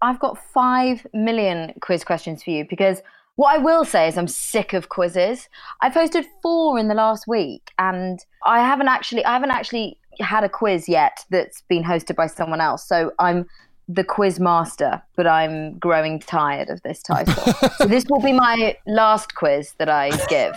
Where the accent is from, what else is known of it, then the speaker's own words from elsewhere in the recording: Brussels, Brussels-Capital Region, Belgium; moved away; I was born in Belgium